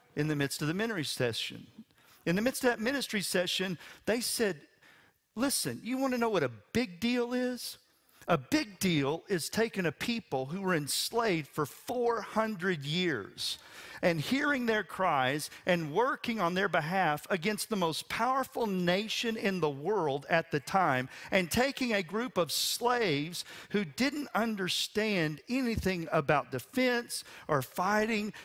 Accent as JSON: {"language": "English", "region": "West Texas", "country": "United States", "said": "I'm from West Texas. It rains eight inches a year"}